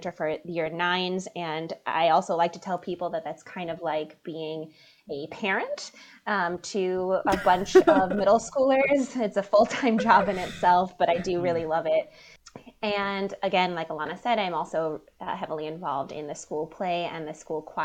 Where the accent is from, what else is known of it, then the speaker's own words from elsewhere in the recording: New York, United States; I'm from New York. I went to university in New York, and I clearly haven't really moved very far